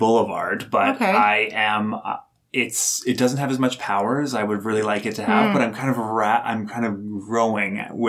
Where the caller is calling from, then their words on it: Calgary, Alberta, Canada; I'm recording from Calgary, Alberta.